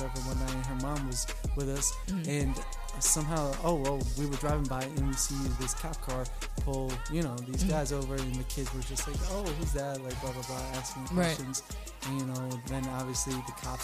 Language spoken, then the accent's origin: English; Hampton Bays, New York, United States; I grew up in the Hamptons, Hampton Bays